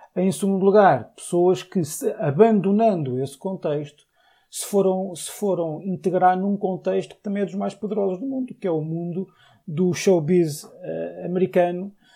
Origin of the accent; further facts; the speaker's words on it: Portugal; sou português